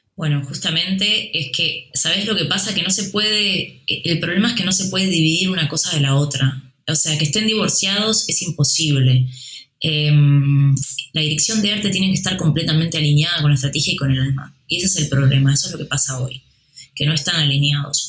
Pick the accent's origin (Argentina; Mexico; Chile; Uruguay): Uruguay; now in Spain; De donde yo vengo, en Uruguay